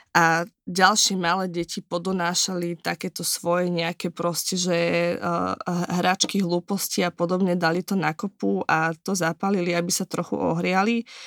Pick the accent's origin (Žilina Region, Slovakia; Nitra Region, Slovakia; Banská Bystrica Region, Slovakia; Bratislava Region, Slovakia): Žilina Region, Slovakia; Kysuce; moved away; ja pochádzam z Kisúc